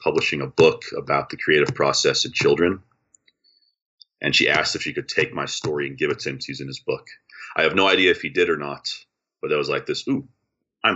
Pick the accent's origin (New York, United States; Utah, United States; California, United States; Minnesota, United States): Utah, United States; also born or lived in Durban, South Africa / Johannesburg, South Africa; I was born in South Africa. My family moved to the States when I was 6. I grew up in Utah